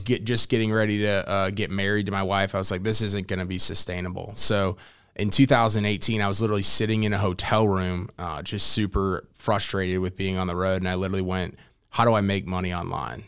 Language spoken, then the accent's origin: English; St. Louis, Missouri, United States; born and raised in St. Louis, Missouri, uh, lived there pretty much my entire life.